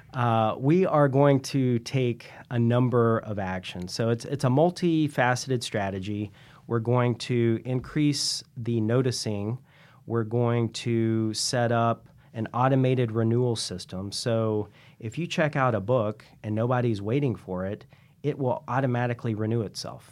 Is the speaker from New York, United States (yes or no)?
no; Columbia, South Carolina, United States; moved away as an adult; now in San Francisco, United States; I grew up in Columbia, South Carolina